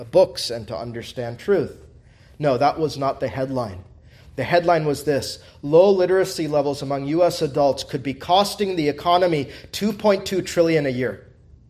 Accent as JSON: {"language": "English", "country": "United States", "said": "as an American"}